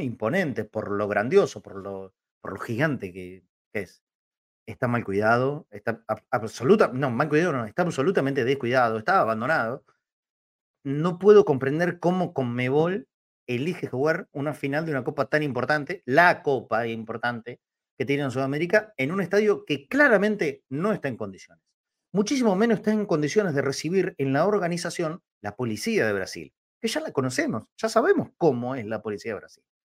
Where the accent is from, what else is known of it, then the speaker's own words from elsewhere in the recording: Argentina; los argentinos